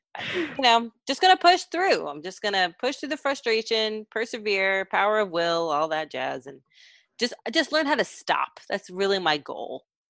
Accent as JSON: {"language": "English", "region": "Texas", "country": "United States", "said": "I'm from Texas"}